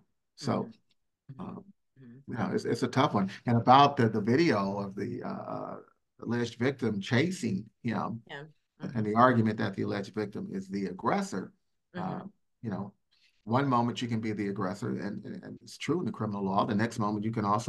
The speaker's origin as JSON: {"language": "English", "town": "Richmond", "region": "California", "country": "United States", "tie": "born or raised there", "said": "I grew up in Richmond, California, and in Northern California, went to public school"}